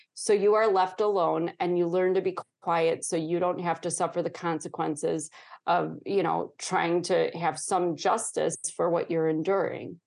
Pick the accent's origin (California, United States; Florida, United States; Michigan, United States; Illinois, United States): Illinois, United States; Chicago; born or raised there